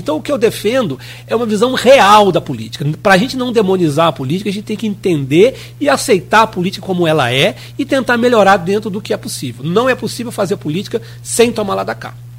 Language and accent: Portuguese; Rio de Janeiro, Brazil; eu sou interiorano